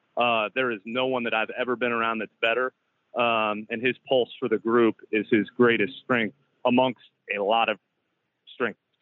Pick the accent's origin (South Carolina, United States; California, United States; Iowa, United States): Iowa, United States; moved away; I grew up in Iowa